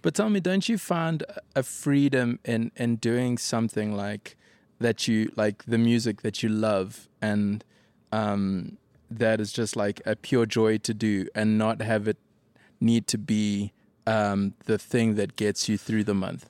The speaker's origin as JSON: {"language": "English", "town": "Durban", "region": "KwaZulu-Natal", "country": "South Africa", "moved": "as an adult", "lives_now": "Cape Town, South Africa", "said": "For me, now home is Cape Town, but I'm originally from Durban. Lived there till, uh, till about nine years ago"}